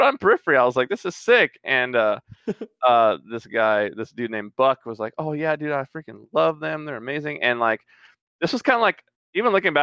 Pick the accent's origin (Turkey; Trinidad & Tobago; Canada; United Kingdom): Trinidad & Tobago; moved away; I'm originally from Trinidad